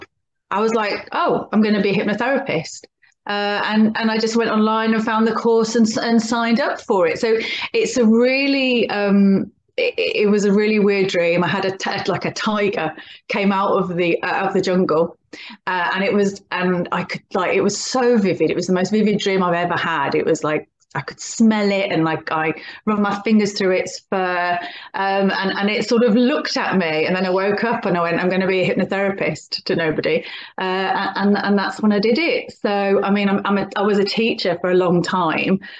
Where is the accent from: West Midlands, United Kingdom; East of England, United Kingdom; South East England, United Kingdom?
West Midlands, United Kingdom; Birmingham; now in Oxfordshire, United Kingdom; I live in Oxfordshire, but I'm originally from Birmingham, which you can probably tell from my accent